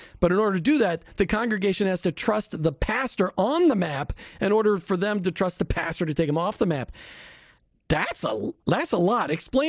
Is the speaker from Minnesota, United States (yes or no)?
yes; Minnesota, United States; because I grew up in Minnesota where everybody's just nice